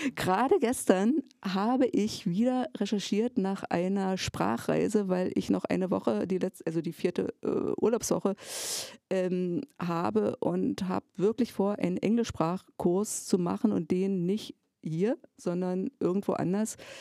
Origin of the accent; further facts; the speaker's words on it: Jessen, Saxony-Anhalt, Germany; now in Cottbus, Germany; geboren bin ich in Jessen, in einer damaligen kleinen Kreisstadt, die zum Bezirk Cottbus gehört